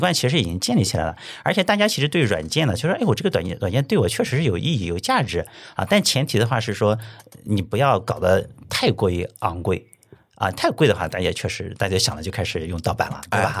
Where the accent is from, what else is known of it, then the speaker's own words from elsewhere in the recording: Tai'an, Shandong, China; now in Qingdao, China; 我老家是山东泰安的